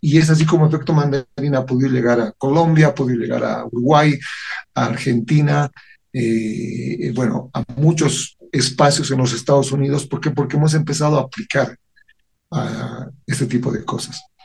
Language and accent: Spanish; Bolivia